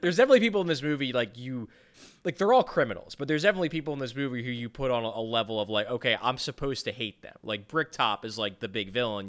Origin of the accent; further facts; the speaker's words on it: Ireland; I'm Irish